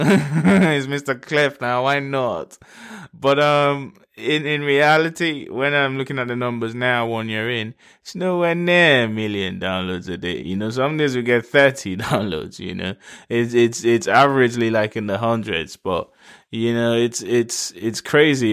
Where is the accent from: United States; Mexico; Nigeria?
Nigeria; Lagos; I was raised in Nigeria. In Lagos